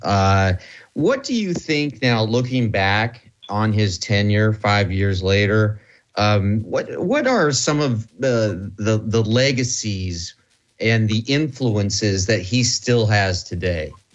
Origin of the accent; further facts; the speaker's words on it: Midwest, United States; I'm from the Midwest